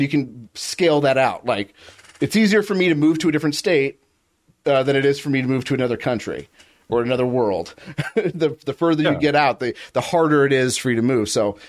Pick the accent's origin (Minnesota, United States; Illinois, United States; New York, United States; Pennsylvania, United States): New York, United States; Utica; Well, I'm from Utica, you know, and I've never heard anything like that.